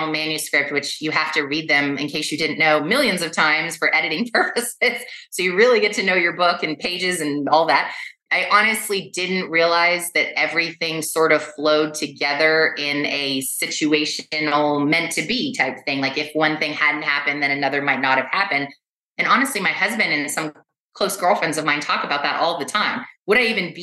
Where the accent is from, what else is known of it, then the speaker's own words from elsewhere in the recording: Los Angeles, California, United States; I was born and raised in West Los Angeles.